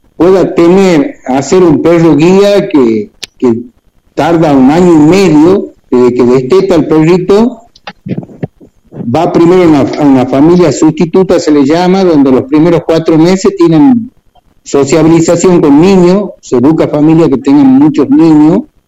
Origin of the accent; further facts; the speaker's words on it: Tucumán, Argentina; Estamos anclados acá en Tucumán, bueno, soy tucumano